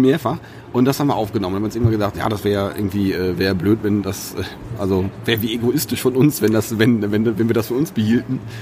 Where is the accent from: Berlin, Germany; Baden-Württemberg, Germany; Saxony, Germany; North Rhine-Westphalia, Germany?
North Rhine-Westphalia, Germany; Sauerland; ich komme aus dem Sauerland